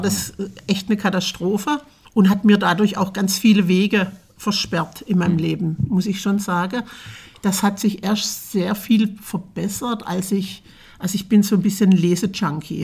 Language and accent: German; Bieringen, Baden-Württemberg, Germany; now in Fulda, Germany; Ich komme aus Bieringen an der Jagd. das ist in der Nähe von Berlichingen